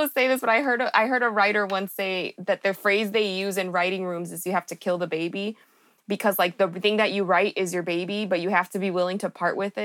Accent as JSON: {"language": "English", "town": "Chicago", "region": "Illinois", "country": "United States", "tie": "born or raised there", "moved": "yes", "said": "I was born in Humboldt Park, but then my family constantly moved to different spaces. And then I eventually left Chicago."}